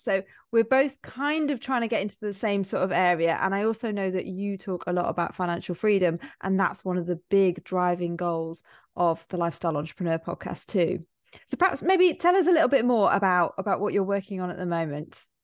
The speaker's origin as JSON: {"language": "English", "area": "near Cheshire or Manchester", "region": "North West England", "country": "United Kingdom", "said": "I'm near Cheshire or near Manchester."}